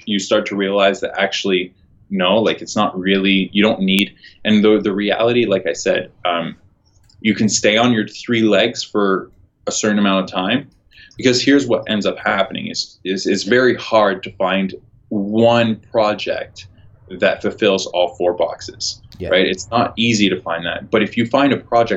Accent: Toronto, Ontario, Canada; I'm from Toronto.

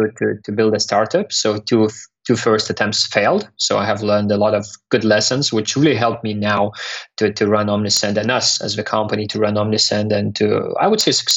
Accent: Lithuania; also born or lived in London; I'm from Lithuania, currently living partially in Lithuania in London

